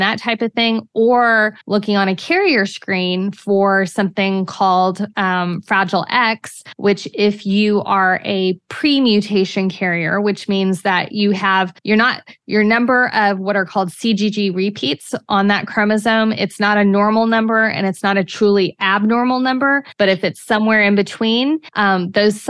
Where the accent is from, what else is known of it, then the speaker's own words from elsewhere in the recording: New Braunfels, Texas, United States; New Braunfels, my hometown, right between San Antonio and Austin.